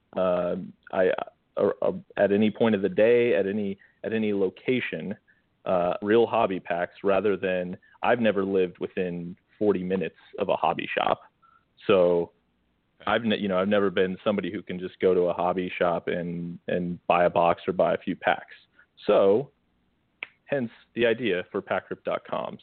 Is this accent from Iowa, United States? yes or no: yes; northern Iowa, United States; moved away; I was from from Northern Iowa all northern Iowa, not quite Minnesota, but close.